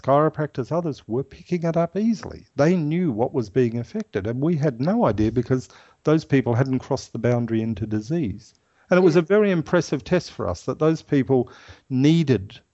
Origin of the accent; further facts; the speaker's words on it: Ireland; now in Australia; I'm Irish